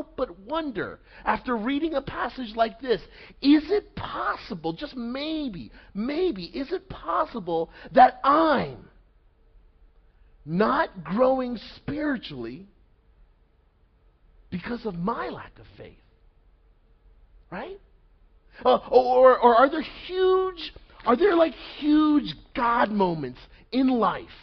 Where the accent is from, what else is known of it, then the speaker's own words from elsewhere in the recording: Montville, New Jersey, United States; I grew up about maybe like 15 minutes from here in Montville, New Jersey